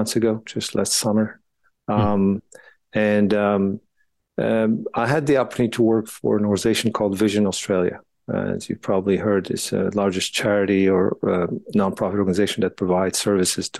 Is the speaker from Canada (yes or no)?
no; Morocco; moved away as an adult; also born or lived in France; now in United States; I grew up in Morocco and then got the opportunity to play tennis a little bit there